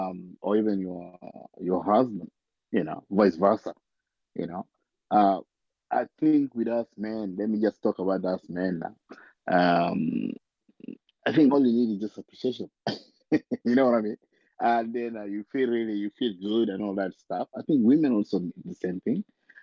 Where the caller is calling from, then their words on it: Sydney, New South Wales, Australia; I'm joining you guys from Australia, Sydney.